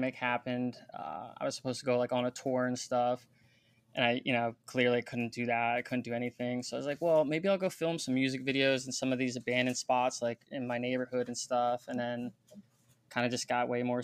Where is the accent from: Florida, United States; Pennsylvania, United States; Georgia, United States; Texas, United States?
Pennsylvania, United States; I'm from Pennsylvania